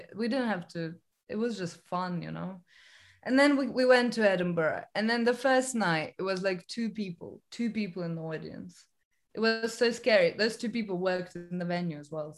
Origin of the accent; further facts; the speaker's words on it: Estonia; now in London, United Kingdom; I'm from Estonia